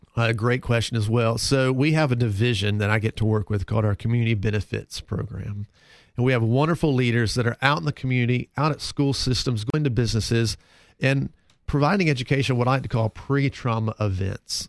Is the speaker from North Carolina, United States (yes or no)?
yes; Concord, North Carolina, United States; moved away as an adult; also born or lived in Saint Louis; Grew up in Concord, North Carolina